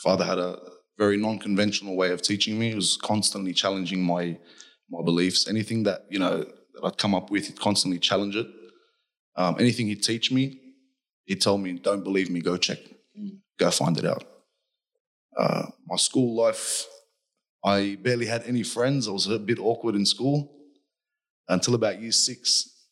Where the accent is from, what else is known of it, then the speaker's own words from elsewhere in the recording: Hurstville, New South Wales, Australia; I grew up in Hurstville, on top of a convenience store.